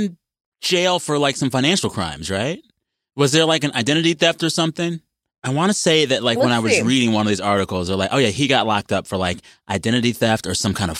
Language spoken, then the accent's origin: English; San Antonio, Texas, United States; born or raised there